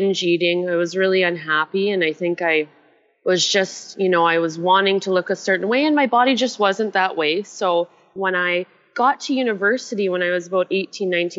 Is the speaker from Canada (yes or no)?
yes; Canada; accent: Canadian; moved away as an adult; also born or lived in Asia / Melbourne, Australia; I'm originally Canadian